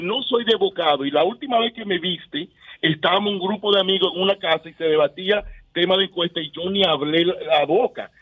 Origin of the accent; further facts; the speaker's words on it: Dominican Republic; yo soy dominicano